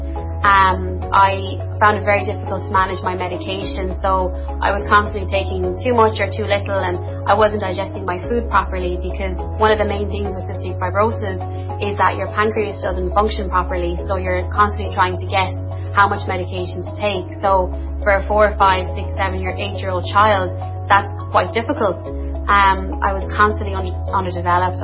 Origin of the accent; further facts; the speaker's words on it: Limerick, Munster, Ireland; I'm from Limerick